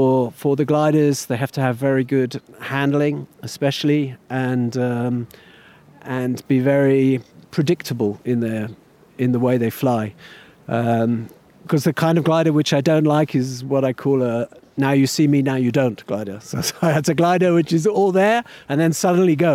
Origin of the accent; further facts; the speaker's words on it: United Kingdom; I'm British